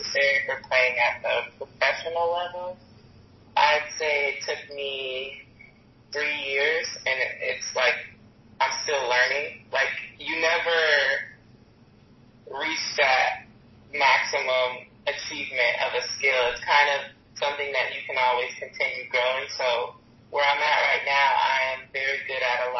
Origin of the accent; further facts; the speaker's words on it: Charlotte, North Carolina, United States; also born or lived in Beaufort, South Carolina; My dad was in the military, so we moved around a lot before the age of 10, where I moved to Charlotte, North Carolina